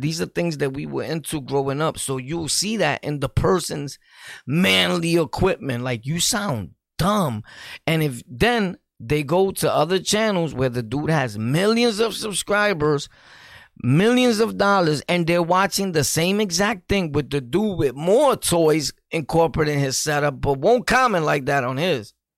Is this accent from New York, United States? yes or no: yes; New York City, New York, United States; I'm from Sunset Park